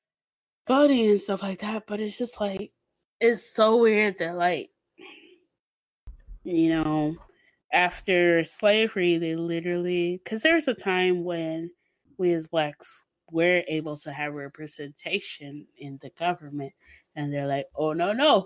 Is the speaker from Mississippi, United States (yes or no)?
yes; Mississippi, United States; we're from Mississippi